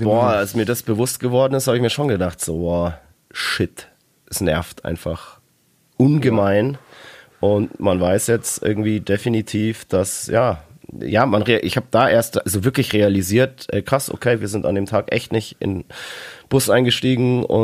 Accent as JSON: {"language": "German", "town": "Dortmund", "region": "North Rhine-Westphalia", "country": "Germany", "said": "aber als Dortmunder muss ich natürlich so ein bisschen, also ein gewisser Grundhass muss da ähm, vorhanden sein."}